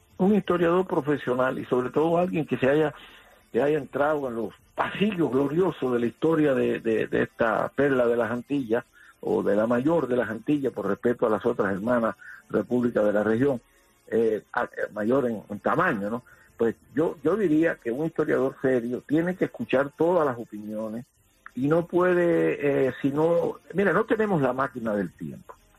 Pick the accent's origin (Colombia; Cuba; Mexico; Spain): Cuba; Matanzas; nosotros los matanceros somos regionalistas